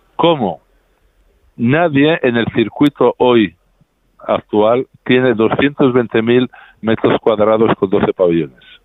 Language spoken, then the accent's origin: Spanish; Spain; Yo como español